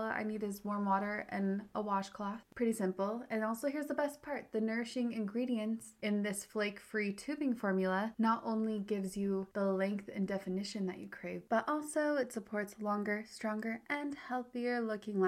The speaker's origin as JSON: {"language": "English", "town": "Park City", "region": "Utah", "country": "United States", "tie": "born or raised there", "said": "my hometown, Park City, Utah, celebrates Pride Month."}